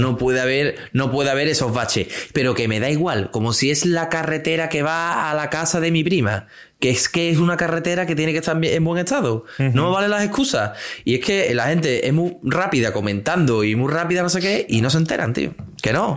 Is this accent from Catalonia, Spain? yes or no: no; Seville area, Andalusia, Spain; accent: Andalusian; aquí en la zona de Sevilla, cuando la S y la T van juntas, pues solemos como lanzarla un poquito